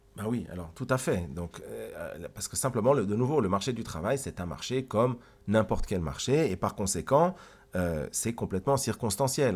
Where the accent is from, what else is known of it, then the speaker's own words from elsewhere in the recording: Geneva, Switzerland; je viens de Genève, de Suisse.